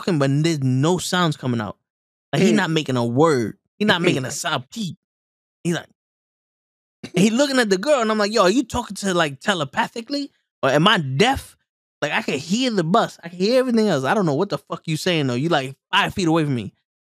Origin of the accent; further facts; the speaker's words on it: New York City, New York, United States; I'm just from the Bronx.